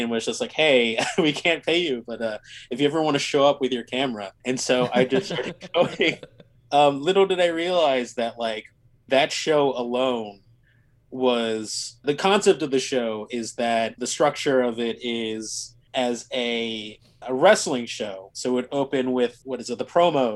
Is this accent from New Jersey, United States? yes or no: yes; Cherry Hill, New Jersey, United States; moved away as an adult; also born or lived in Philadelphia, Pennsylvania; now in New York, United States; I grew up in Cherry Hill, New Jersey. So a suburb in South Jersey, not too far from Philadelphia